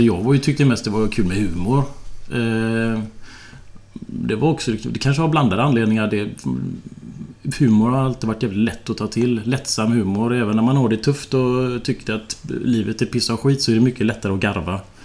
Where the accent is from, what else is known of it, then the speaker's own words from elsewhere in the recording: Partille, Västra Götaland, Sweden; also born or lived in Tynnered; now in Bollebygd, Sweden; Jag är uppvuxen i Partille